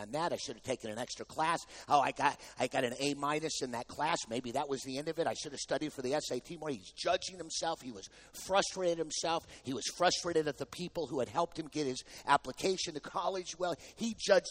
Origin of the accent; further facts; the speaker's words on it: Texas, United States; I'm from Texas